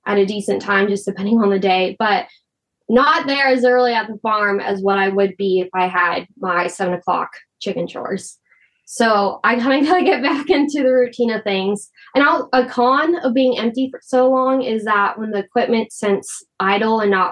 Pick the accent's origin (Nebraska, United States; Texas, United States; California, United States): Nebraska, United States; Wakefield; My hometown of Wakefield, they have Michael Foods